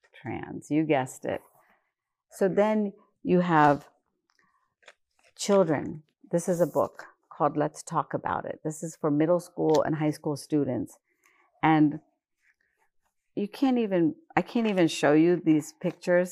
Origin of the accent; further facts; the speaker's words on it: West Virginia, United States; I grew up in West Virginia